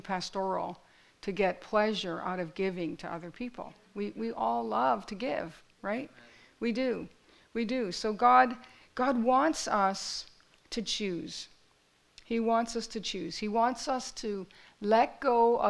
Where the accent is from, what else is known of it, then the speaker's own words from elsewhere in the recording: Fort Erie, Ontario, Canada; my story is that I grew up in Fort Erie, right? I grew up in this little town